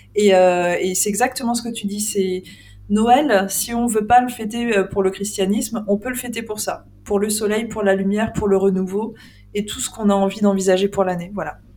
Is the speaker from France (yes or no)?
yes; Île-de-France, France; also born or lived in Lorraine; j'ai grandi en Ile-de-France.